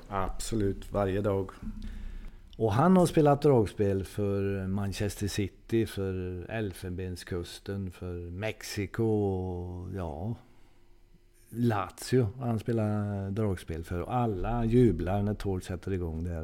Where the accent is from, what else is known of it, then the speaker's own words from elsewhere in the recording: Torsby, Värmland, Sweden; moved away as an adult; also born or lived in Sunne / Gothenburg / Portugal; Jag föddes här i Sunne ja, eh, det gjorde jag. Men bodde väl här eh, någon månad bara tror jag. Sen blev det Torsby. Och där växte jag upp då